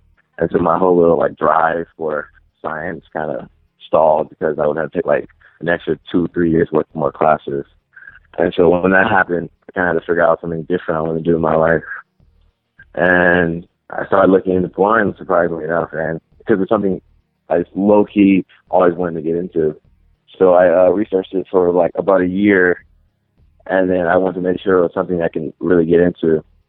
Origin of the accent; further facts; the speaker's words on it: Inglewood, California, United States; now in Long Beach, United States; I was born and raised in Inglewood, but I moved a lot. But I currently reside in Long Beach